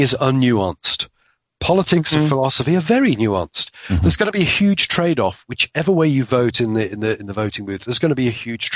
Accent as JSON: {"language": "English", "country": "United Kingdom", "moved": "yes", "lives_now": "United States", "said": "I'm a British guy"}